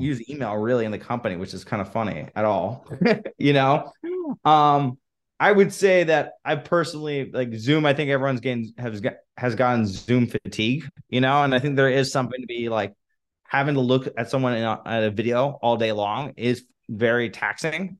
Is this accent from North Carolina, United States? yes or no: no; Los Angeles, California, United States; So, I grew up in, in Los Angeles